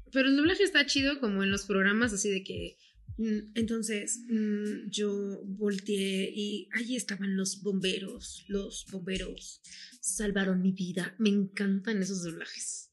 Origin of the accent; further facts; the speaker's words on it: Guadalajara, Jalisco, Mexico; nosotros somos de Guadalajara